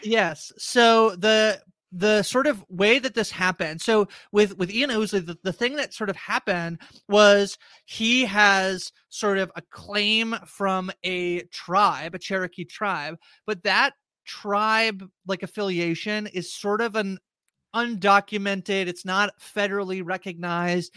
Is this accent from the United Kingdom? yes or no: no; Canada; I'm Canadian